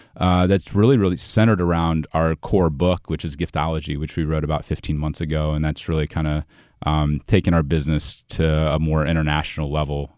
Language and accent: English; Ohio, United States; moved away as an adult; also born or lived in Saint Louis area, Illinois; now in Saint Louis, United States; I'm originally from Ohio, but I live in Saint Louis now on, on the, uh, on the Illinois side